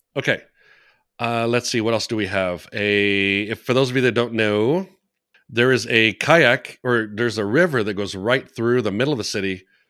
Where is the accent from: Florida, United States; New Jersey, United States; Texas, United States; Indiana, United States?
Texas, United States; I'm a Texan